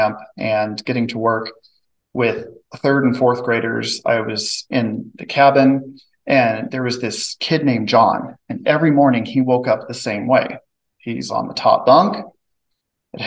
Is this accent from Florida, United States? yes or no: no; Drexel, Missouri, United States; now in Maryville, United States; I grew up in Drexel, Missouri, south of Kansas City, about 30 miles